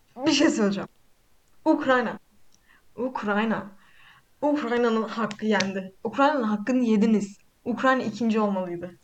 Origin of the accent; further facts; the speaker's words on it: Black Sea Region, Turkey; ben Karadeniz Karadenizliyim